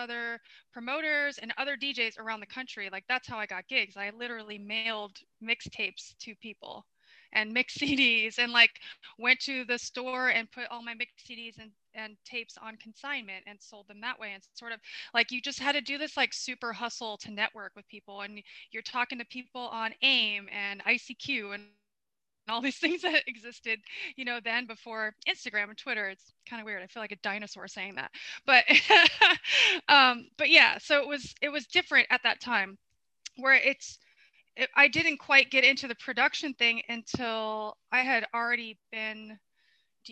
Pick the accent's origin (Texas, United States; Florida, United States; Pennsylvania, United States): Florida, United States; also born or lived in Bronx, New York City; I'm from Florida